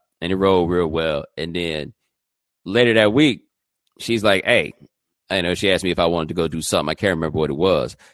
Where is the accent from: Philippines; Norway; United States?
United States; the South; moved away; I'm from the South